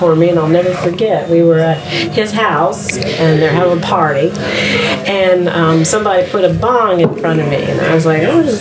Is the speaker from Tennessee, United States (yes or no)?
no; Baltimore, Maryland, United States; moved away as an adult; now in Virginia, United States; I actually grew up in Maryland, but then I came down to ODU, and then I hadn't left.